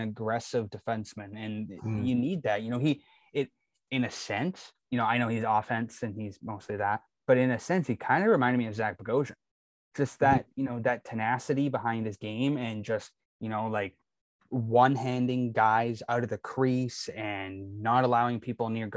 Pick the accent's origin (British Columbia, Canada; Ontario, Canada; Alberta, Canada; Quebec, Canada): British Columbia, Canada; Kamloops; my hometown, Kamloops